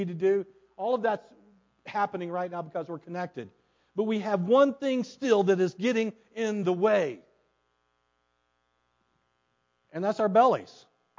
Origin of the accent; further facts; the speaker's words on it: United States; I was born in the United States